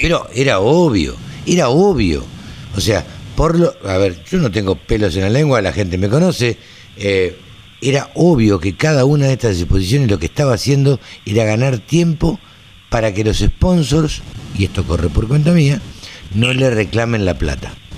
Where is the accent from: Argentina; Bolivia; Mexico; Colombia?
Argentina; Maipú, Buenos Aires Province; en, Maipú, donde yo nací, en el campo